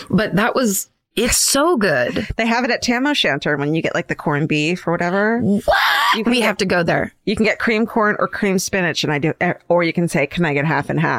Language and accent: English; Midwest, United States; I should probably mention that we're from the Midwest.